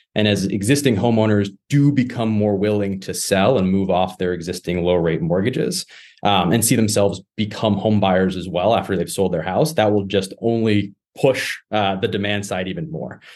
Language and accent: English; Massachusetts, United States; my home state here in Massachusetts